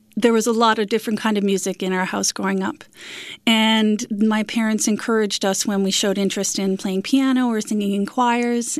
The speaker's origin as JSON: {"language": "English", "town": "Corner Brook", "region": "Newfoundland and Labrador", "country": "Canada", "tie": "born or raised there", "also_born_or_lived": "St. John's, Newfoundland and Labrador", "said": "They raised my siblings and I in beautiful Corner Brook on the West Coast"}